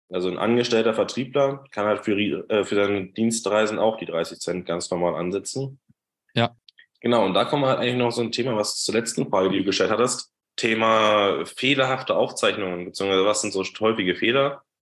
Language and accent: German; Brandenburg, Germany; ich komme aus, ursprünglich aus der Nähe von Berlin, habe da auch lange gewohnt bis dieses Jahr und bin jeden Tag nach Berlin reingependelt.